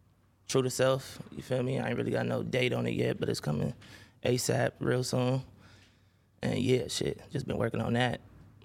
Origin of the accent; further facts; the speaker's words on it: Los Angeles, California, United States; Growing up in Baldwin Village, you know, going to Dorsey